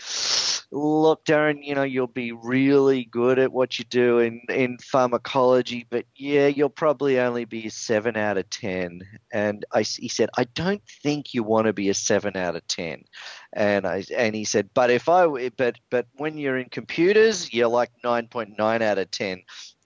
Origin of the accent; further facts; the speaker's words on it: Melbourne, Victoria, Australia; moved away as an adult; also born or lived in San Francisco, United States; now in California, United States; I'm actually a native Australian. So I was born in Melbourne, Australia.